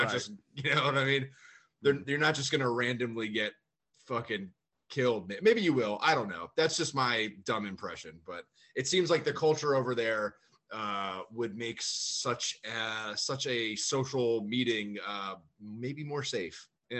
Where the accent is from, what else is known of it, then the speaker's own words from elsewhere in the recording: United States; as an American who's never been to Japan